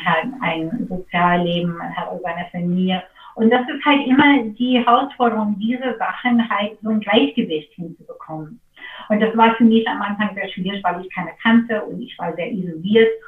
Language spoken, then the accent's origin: German; Seattle, Washington, United States; German is a second language; moved away as an adult; now in Berlin, Germany; ich bin in Seattle geboren und ich bin aufgewachsen ähm, auf einem Insel in Lake Washington